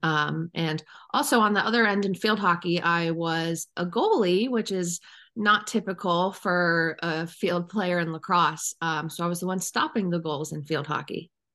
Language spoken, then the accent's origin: English; Cleveland, Ohio, United States; moved away as an adult; now in Chatham, United States; I was born and raised in Cleveland, Ohio